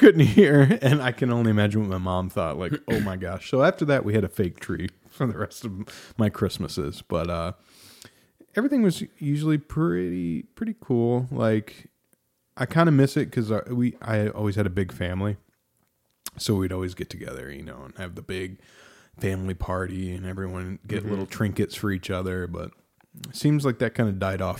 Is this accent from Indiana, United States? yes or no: yes; Indiana, United States; We would usually come up here, cause I grew up in Southern Indiana